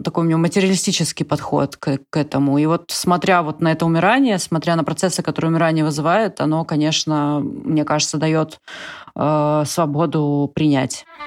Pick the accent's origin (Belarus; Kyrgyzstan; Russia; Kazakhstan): Russia; moved away; все, все родились и выросли в России